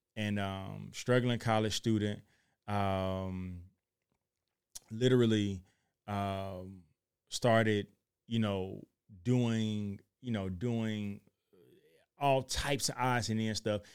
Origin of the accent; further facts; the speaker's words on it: Chattanooga, Tennessee, United States; I'm from Chattanooga, Tennessee.